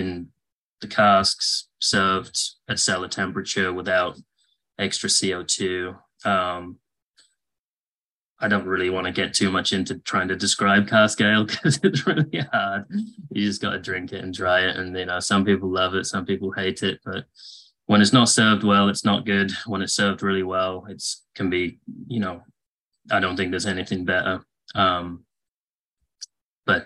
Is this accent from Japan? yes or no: no; England, United Kingdom; moved away as an adult; now in United States; I grew up in England. I moved permanently to the US in 2010.